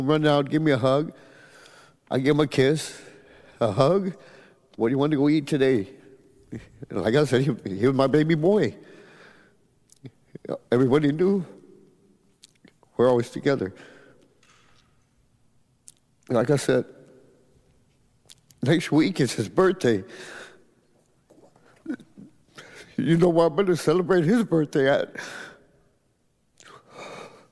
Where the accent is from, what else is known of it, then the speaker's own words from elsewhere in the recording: Edinburg, Texas, United States; I'm from Edinburgh, Texas